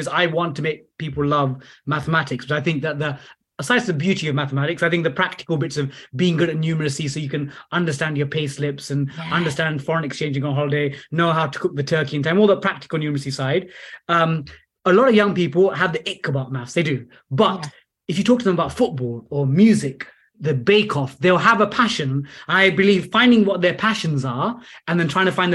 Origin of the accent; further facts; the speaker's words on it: London, United Kingdom; I'm from East Ham in the London Borough of Newham.